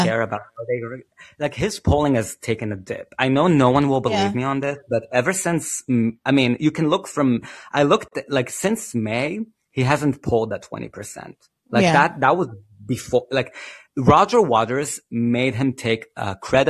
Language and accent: English; Israel; I'm from Israel